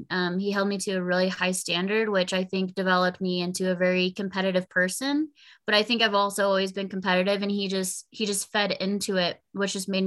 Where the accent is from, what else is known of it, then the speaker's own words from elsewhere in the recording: Corona, California, United States; Cool, oh, man. Uh, so Corona and just like the Inland Empire is very heavy into action sports.